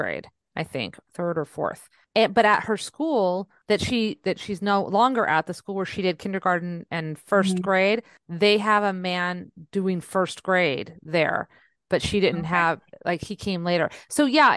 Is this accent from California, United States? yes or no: yes; San Jose, California, United States; I grew up in San Jose